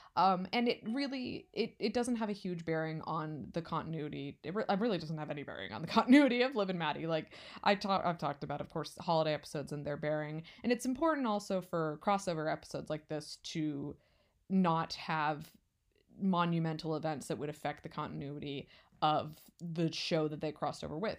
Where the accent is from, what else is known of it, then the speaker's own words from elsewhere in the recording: West Coast, United States; now in California, United States; I'm not from California, but I've lived here for five years